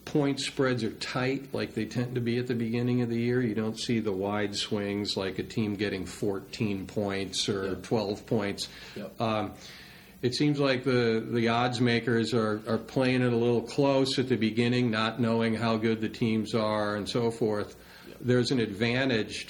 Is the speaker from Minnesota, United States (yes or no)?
yes; Minneapolis, Minnesota, United States; moved away as an adult; now in Pendleton, United States; I grew up in Minneapolis, Minnesota